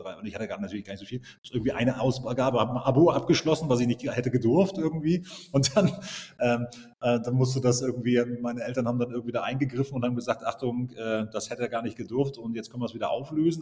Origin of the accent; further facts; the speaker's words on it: East Germany, Germany; Ich bin äh, groß geworden im Osten